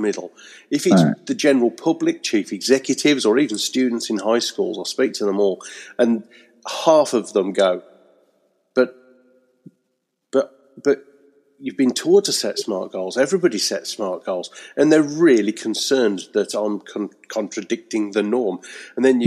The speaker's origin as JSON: {"language": "English", "town": "Birmingham", "region": "West Midlands", "country": "United Kingdom", "tie": "born or raised there", "also_born_or_lived": "Wednesbury", "moved": "as an adult", "lives_now": "Eccleshall, United Kingdom", "said": "I'm originally a Brummie from Birmingham, but now I escaped the smoke and I live in the rural Staffordshire countryside"}